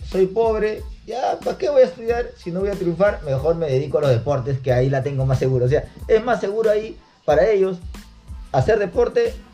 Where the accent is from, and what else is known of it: Peru